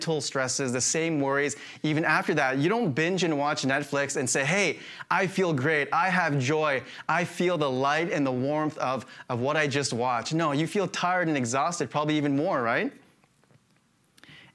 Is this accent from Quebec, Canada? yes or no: no; Saskatchewan, Canada; moved away; I grew up in Saskatchewan